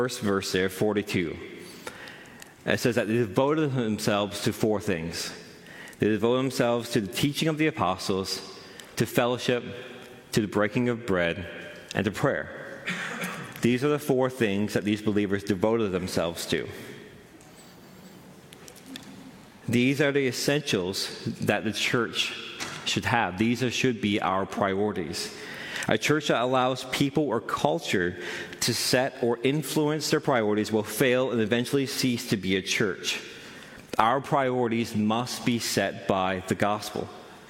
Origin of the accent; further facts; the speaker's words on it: Newfoundland and Labrador, Canada; I'm from Central